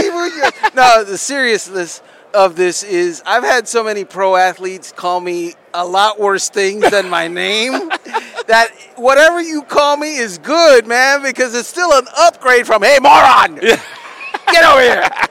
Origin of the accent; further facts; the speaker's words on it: South Florida, United States; I'm from South Florida.